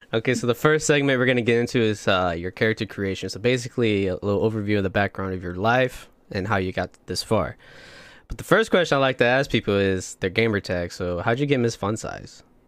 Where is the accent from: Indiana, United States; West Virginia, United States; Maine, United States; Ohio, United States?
Indiana, United States; Plymouth; now in Austin, United States